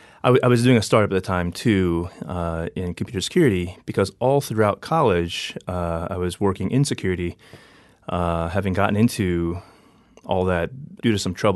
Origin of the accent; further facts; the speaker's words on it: District of Columbia, United States; also born or lived in Maryland; So, you know, I grew up in on the East Coast, born and raised in the D.C. area, and then grew up progressively moving closer toward Baltimore.